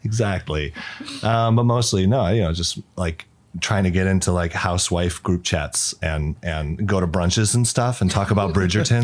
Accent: Arizona, United States; moved away as an adult; now in China; I'm from Arizona, the United States. I've been in China for nine, almost ten years now

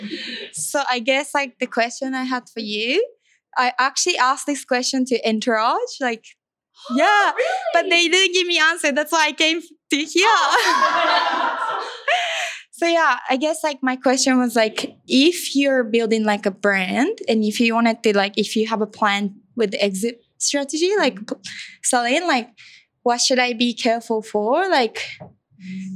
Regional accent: Japan; moved away; I'm from Japan

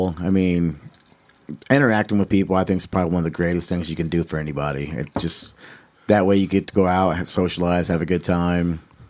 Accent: Troy, Ohio, United States; also born or lived in Dayton, Ohio; Born and raised in Troy, but I look at Dayton as my community now.

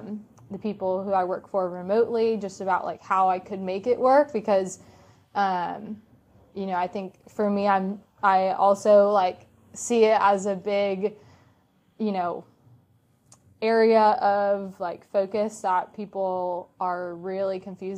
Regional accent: Orlando, Florida, United States; when I would say I was from Orlando, they're like, what brought you here?

